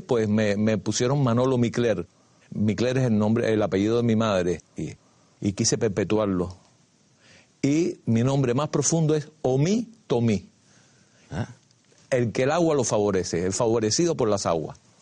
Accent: Havana, Cuba; nací el 10 de septiembre de 1946 en un barrio de los llamados marginal, aledaño a la Virgen del Camino. En el barrio donde yo nací le decían el callejón, en el barrio Los Ángeles

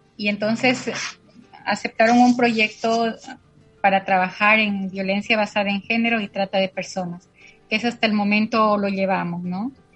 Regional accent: La Tingue, Loja, Ecuador; now in San Lorenzo, Ecuador; nací en la provincia de Loja, en una parroquia, parroquia pequeña que se llama La Tingue

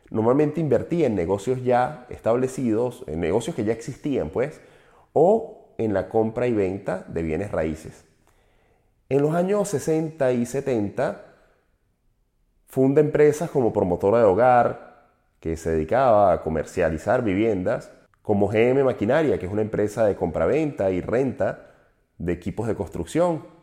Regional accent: Venezuela; un empresario de nuestra zona mexicano, aunque yo soy venezolano, lo considero nuestro porque es latinoamericano

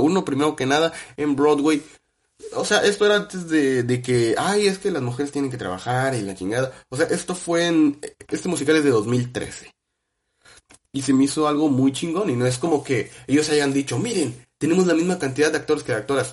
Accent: Mexico; uno como mexicano que creció con, con ping pong

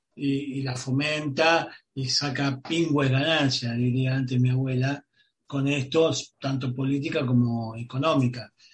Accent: Argentina

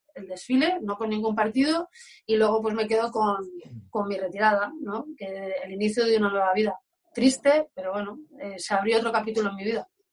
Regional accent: Alcobendas, Community of Madrid, Spain; moved away; also born or lived in Basque Country; me quedo aquí en mi casita, Alcobendas, que me fui muy, muy, muy pronto y ahora estoy disfrutando de, de, mi pueblo y de mi familia

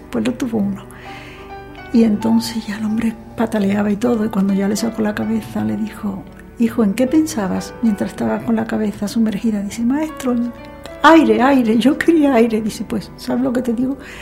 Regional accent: Seville, Andalusia, Spain; also born or lived in Chipiona; yo me considero sevillana, pero yo nací exactamente en la playa de Chipiona durante un verano.

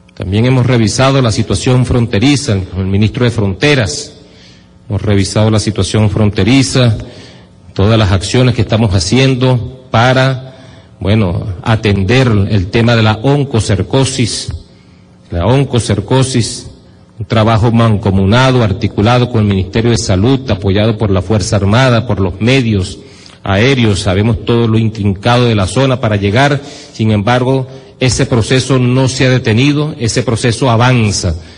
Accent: Venezuela; nuestra razón de ser como venezolanos

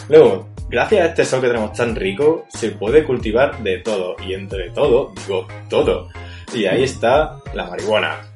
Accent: Granada, Andalusia, Spain; Porque yo, para quien no lo sepa, soy de aquí de Granada, una ciudad de Andalucía que tenemos de todo.

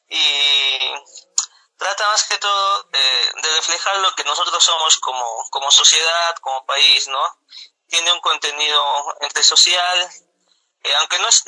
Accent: Abancay, Apurímac, Peru; moved away as an adult; now in Arequipa, Peru; yo soy de, Apurímac, yo nací en Apurímac, crecí en Apurímac, pero ya vivo aquí en Arequipa más o menos 10 años. Ah, Y bueno, sí, de, de Bancay, exactamente de Bancay.

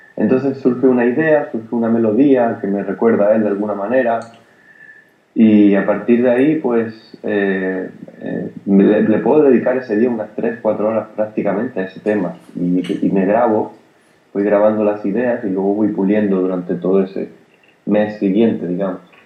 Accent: Granada, Andalusia, Spain; Yo soy de Granada y en, en, casa convivía con el, jazz que escuchaba mi padre

